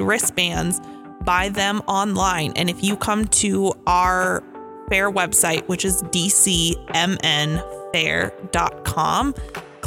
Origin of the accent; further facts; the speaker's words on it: Douglas County, Minnesota, United States; I grew up showing livestock in Douglas County.